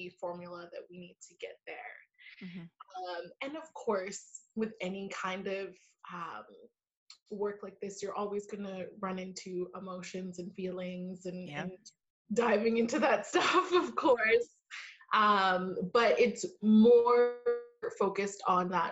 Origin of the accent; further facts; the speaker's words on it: Vancouver, British Columbia, Canada; I am from Vancouver, Canada